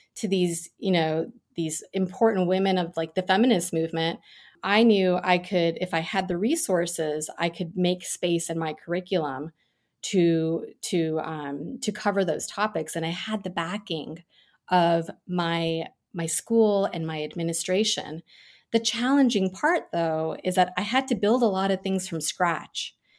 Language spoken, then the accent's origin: English; New York City suburbs, United States; first language Gujarati; I was born in New York City and we moved to the suburbs when I was a baby.